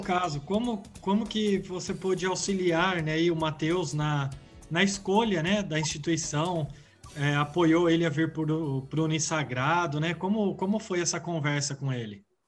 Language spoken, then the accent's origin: Portuguese; Bauru, São Paulo, Brazil; permaneci aqui na, na minha cidade, sou de Bauru